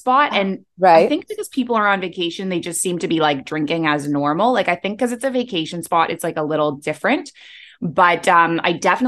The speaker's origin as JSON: {"language": "English", "country": "Canada", "also_born_or_lived": "Middle East", "moved": "as an adult", "lives_now": "Bali, Indonesia", "said": "I'm a Canadian who moved across the world to the Middle East at age 23"}